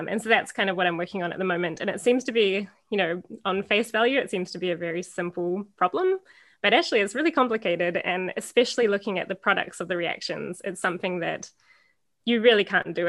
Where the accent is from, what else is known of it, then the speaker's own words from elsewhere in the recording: New Zealand; moved away as an adult; now in Canada; I grew up in New Zealand